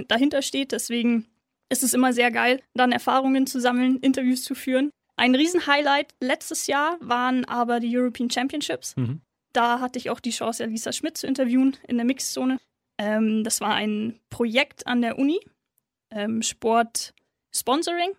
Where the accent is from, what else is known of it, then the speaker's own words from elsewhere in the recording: Munich, Bavaria, Germany; ist meine Heimatstadt, bin dort aufgewachsen